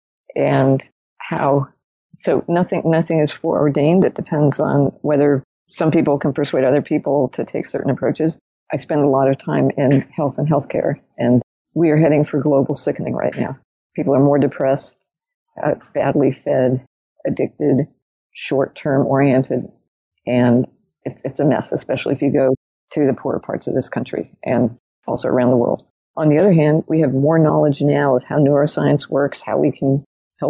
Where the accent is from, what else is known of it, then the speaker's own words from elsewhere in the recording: New York, United States; also born or lived in Zurich, Switzerland; I'm a New Yorker